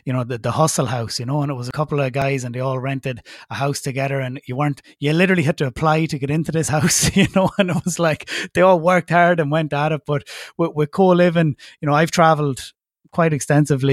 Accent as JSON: {"language": "English", "country": "Ireland", "said": "me being Irish and being registered in Ireland and having an Irish company"}